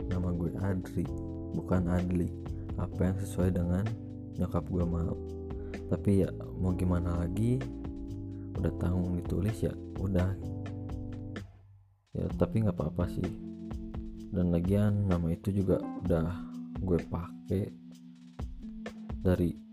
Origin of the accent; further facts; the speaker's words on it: Bandung, West Java, Indonesia; born there; gue lahir di Bandung tanggal 8 Maret tahun